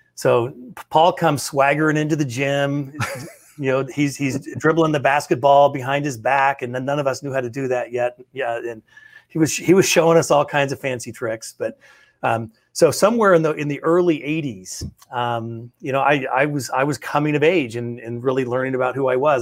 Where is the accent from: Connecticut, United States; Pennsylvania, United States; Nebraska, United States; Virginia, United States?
Nebraska, United States; North Platte; our hometown, in my hometown